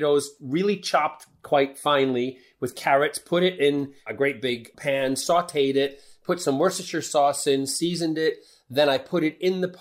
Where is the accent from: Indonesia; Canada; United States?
United States; Midwest; moved away as an adult; now in United Kingdom; I grew up in the Midwest